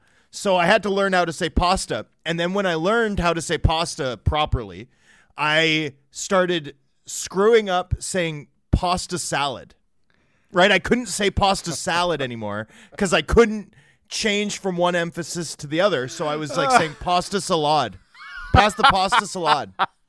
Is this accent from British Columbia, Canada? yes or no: yes; Vancouver, British Columbia, Canada; also born or lived in Ontario; I grew up in Vancouver, right? And I always said pasta.